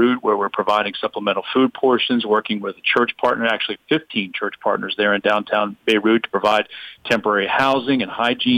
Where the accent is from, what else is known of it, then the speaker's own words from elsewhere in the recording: United States; as an American